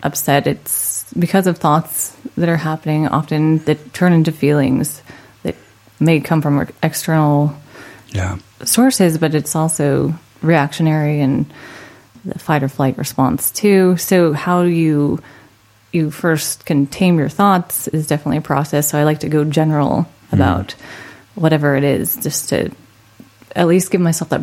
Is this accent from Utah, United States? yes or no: yes; Orem, Utah, United States; also born or lived in Idaho Falls, Idaho; now in Orange County, California, United States; I grew up in Utah.